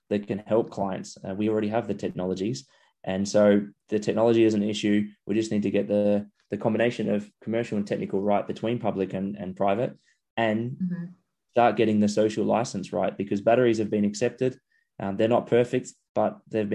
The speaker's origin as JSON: {"language": "English", "town": "Adelaide", "region": "South Australia", "country": "Australia", "tie": "born or raised there", "said": "my hometown of Adelaide"}